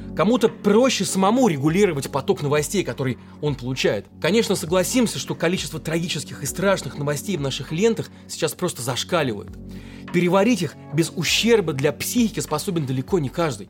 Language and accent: Russian; Russia; мы родились и выросли в России